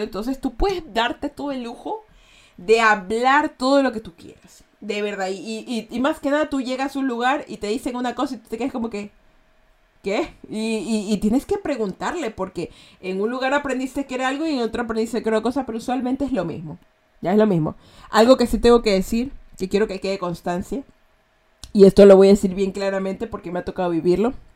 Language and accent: Spanish; Guayaquil, Guayas, Ecuador; accent: Guayaquileño; Yo soy de Guayaquil, ¿ya? Los guayaquileños tenemos un acento a malandros